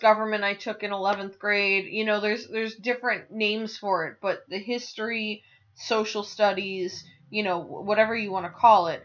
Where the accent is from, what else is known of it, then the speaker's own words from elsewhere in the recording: North Tonawanda, New York, United States; moved away; also born or lived in Buffalo, New York; my North Tonawanda, New York education system, like, education that I grew up with was fantastic